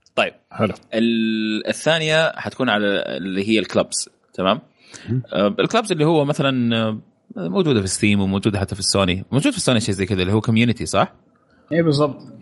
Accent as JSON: {"language": "Arabic", "country": "Saudi Arabia", "said": "عندنا في السعودية"}